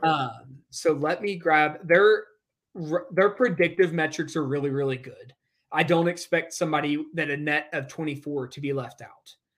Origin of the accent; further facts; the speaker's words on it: Eastern Kentucky, United States; moved away; I grew up in Eastern Kentucky